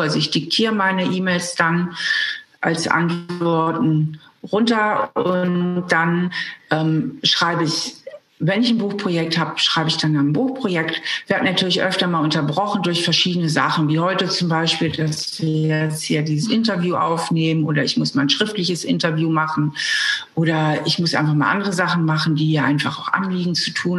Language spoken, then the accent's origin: German; Hamburg, Germany; moved away as an adult; now in Trier, Germany; Ich bin ja Hamburgerin, bin von Hamburg nach Trier gezogen zum Studieren.